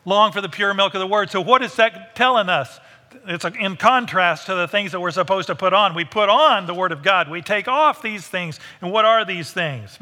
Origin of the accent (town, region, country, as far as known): United States